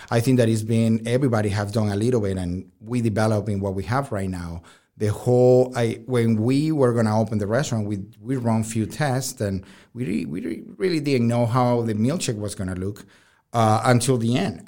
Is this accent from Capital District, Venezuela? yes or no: yes; Caracas, Capital District, Venezuela; moved away; I'm from Venezuela